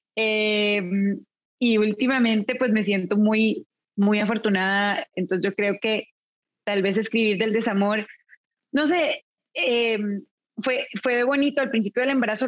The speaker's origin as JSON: {"language": "Spanish", "country": "Costa Rica", "tie": "born or raised there", "also_born_or_lived": "California", "moved": "yes", "said": "a mi país natal, llevaba muchos años viviendo en California y la pandemia me acercó a Costa Rica"}